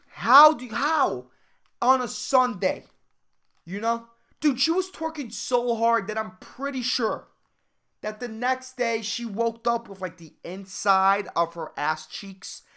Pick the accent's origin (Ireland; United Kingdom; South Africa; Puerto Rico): Puerto Rico; Puerto Ricans are, like, we're all, like, white, tanned, dark-skinned, black